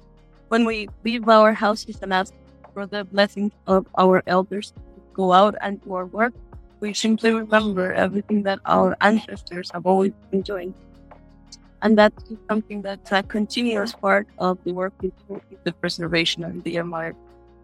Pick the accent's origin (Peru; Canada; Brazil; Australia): Brazil; I am from the Pancararu people in Brazil.